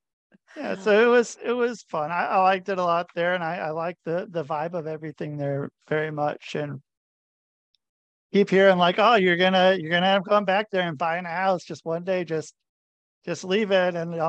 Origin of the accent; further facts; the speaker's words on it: Portland, Oregon, United States; moved away as an adult; also born or lived in Minneapolis / Damascus, Oregon / Boring, Oregon; I'm from Portland, Oregon.